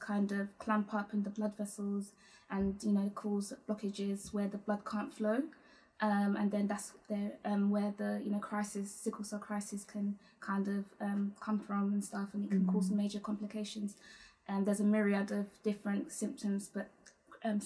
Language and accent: English; London, United Kingdom; I'm from Southeast London